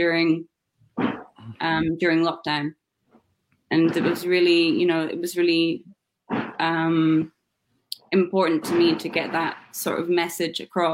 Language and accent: English; Scotland, United Kingdom; moved away; I'm from Scotland originally